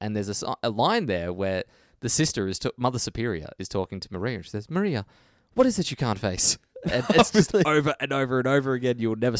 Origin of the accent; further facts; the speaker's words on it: Australia; we're from Australia.